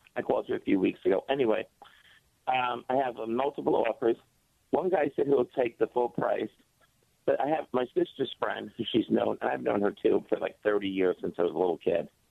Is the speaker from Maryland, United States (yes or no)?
no; Jersey Shore, New Jersey, United States; I'm a guy from the Jersey Shore. I have a house down the shore, right next to the oh, beach